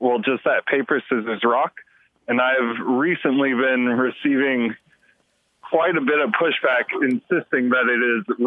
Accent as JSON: {"language": "English", "town": "Houston", "region": "Texas", "country": "United States", "tie": "born or raised there", "moved": "yes", "lives_now": "Austin, United States", "said": "I grew up in Houston"}